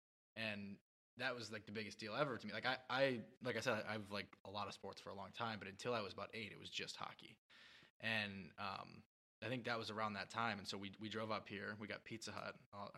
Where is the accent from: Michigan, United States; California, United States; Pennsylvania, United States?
Michigan, United States; Grand Rapids; So I was a kid. I was from Grand Rapids, so we went to Griffin's games a lot.